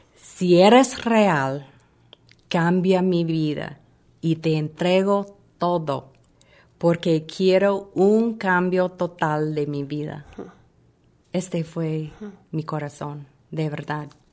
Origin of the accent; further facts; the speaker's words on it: Chicago, Illinois, United States; moved away as an adult; also born or lived in Fort Myers, Florida; yo crecí en Chicago